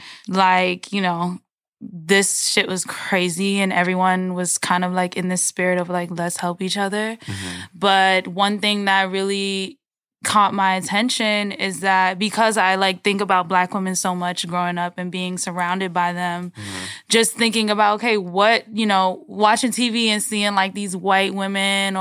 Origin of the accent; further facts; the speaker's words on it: New York City, New York, United States; I'm from Brooklyn, New York. Gays Ave.